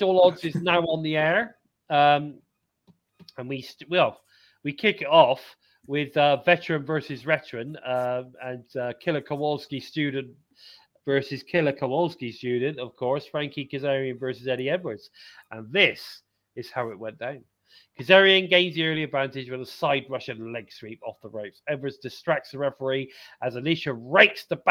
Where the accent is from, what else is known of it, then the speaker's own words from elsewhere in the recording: United Kingdom; I'm obviously British